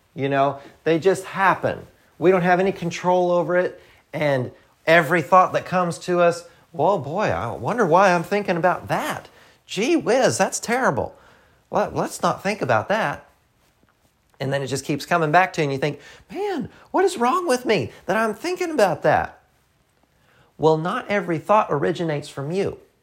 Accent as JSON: {"language": "English", "region": "the South", "country": "United States", "accent": "Southern", "said": "I'm from the South"}